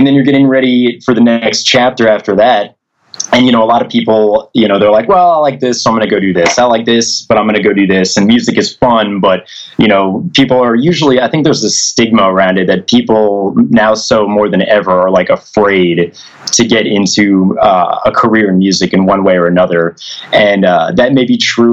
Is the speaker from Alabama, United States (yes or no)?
no; New Jersey, United States; I grew up in Jersey